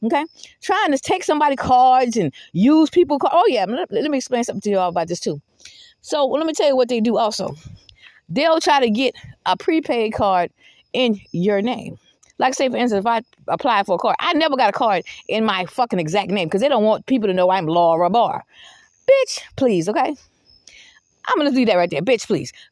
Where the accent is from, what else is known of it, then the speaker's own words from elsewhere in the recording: Georgetown, South Carolina, United States; moved away; I haven't lived in Georgetown, South Carolina in fucking 31 years, okay? I don't live in no goddamn Georgetown. I'm from Georgetown